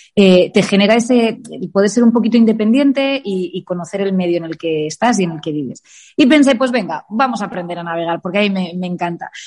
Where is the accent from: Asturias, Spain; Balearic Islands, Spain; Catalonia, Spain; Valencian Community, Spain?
Valencian Community, Spain; Elche; moved away as an adult; also born or lived in Alicante / Madrid; now in Palma de Mallorca, Spain; es verdad que soy nacida en Alicante, pero he vivido toda mi infancia en Elche y a los 18 años me voy a Madrid